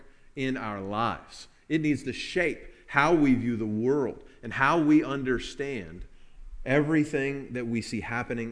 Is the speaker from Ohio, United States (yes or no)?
no; Kentucky, United States; We are from Kentucky